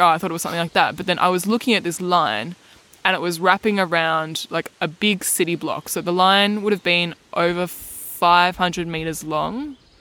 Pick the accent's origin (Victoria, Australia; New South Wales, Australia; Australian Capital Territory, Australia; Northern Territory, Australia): Victoria, Australia; Melbourne; I grew up in Melbourne my whole life